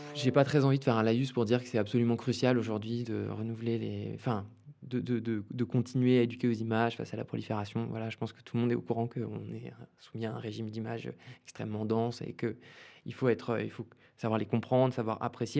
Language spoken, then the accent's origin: French; Bordeaux, Nouvelle-Aquitaine, France; moved away; also born or lived in Sweden / Saint-Denis; je, viens de Bordeaux à l'origine. Euh, j'ai passé une partie de mon enfance là-bas